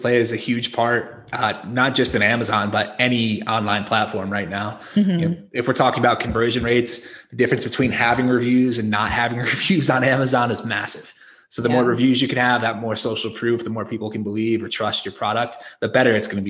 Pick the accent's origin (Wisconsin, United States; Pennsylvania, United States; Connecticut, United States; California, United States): Connecticut, United States; moved away as an adult; now in Mexico; I'm from Connecticut originally.